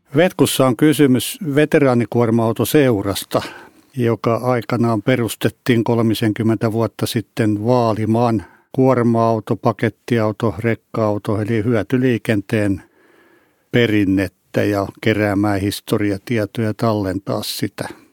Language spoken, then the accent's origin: Finnish; Hausjärvi, Kanta-Häme, Finland; Olen syntyperäinen hausjärveläinen ja asun siellä edelleen